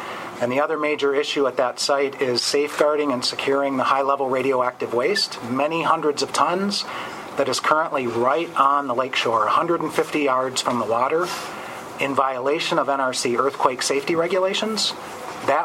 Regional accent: Kalamazoo, Michigan, United States; moved away as an adult; I'm from Kalamazoo, Michigan, and I've lived here for 20 years, but Kalamazoo is still home.

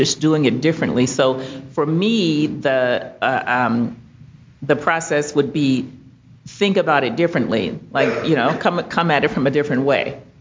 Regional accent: Mobile, Alabama, United States; So I'm from Alabama, and um, I really appreciated your presentation.

